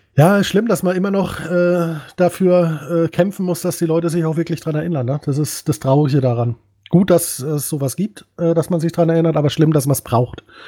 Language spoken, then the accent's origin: German; Bavaria, Germany; Ich bin auch ein Bayer. Gebürtig.